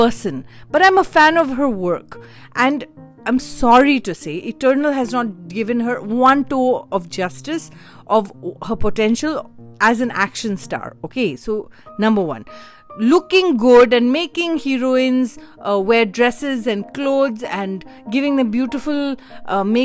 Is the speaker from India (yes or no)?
yes; India; as an Indian